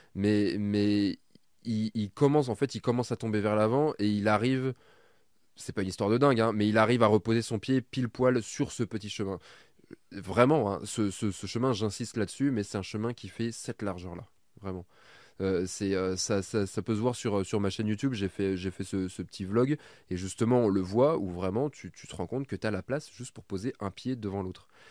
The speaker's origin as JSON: {"language": "French", "area": "Burgundy", "region": "Bourgogne-Franche-Comté", "country": "France", "said": "je viens de Bourgogne et donc du coup, euh, le vin, bon, nous on est un peu habitué à le boire"}